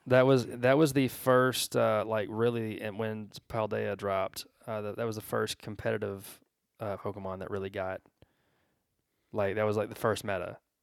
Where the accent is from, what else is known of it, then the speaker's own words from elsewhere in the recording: Georgia, United States; I'm from Georgia